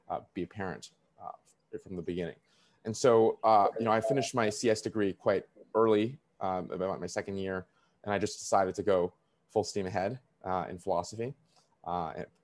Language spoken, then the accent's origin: English; Beijing, China; moved away; also born or lived in Vancouver, Canada / New York, United States; I was born in Beijing and I was raised between China and Vancouver as a kid. I got trained as almost any kid in Beijing in the 2000s